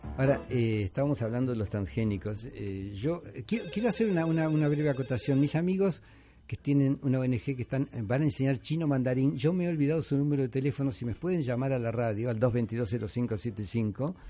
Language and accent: Spanish; Rosario, Santa Fe, Argentina; now in Peru; Argentina, Rosario, que es la ciudad de donde yo vengo